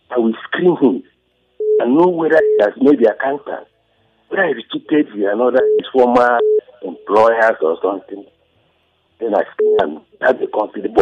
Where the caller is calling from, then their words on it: Genta, Plateau, Nigeria; I'm calling from Genta.